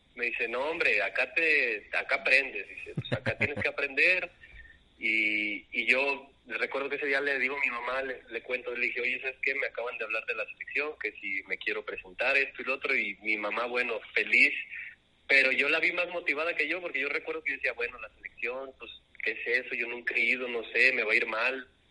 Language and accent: Spanish; León, Guanajuato, Mexico; Soy de León, Guanajuato